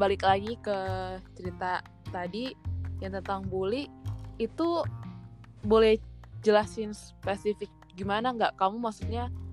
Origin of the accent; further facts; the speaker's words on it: Jakarta, Indonesia; aku kan dari Jakarta yang ngomongnya ya kayak gini